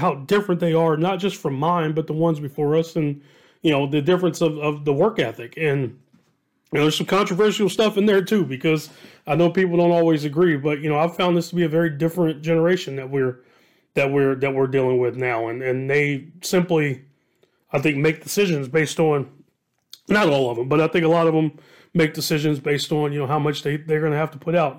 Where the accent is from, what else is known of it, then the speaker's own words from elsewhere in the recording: Dayton, Ohio, United States; I'm from Southwest Ohio, born and raised